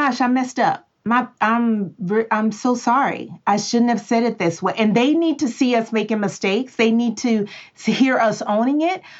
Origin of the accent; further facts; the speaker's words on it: Texas, United States; I'm from Texas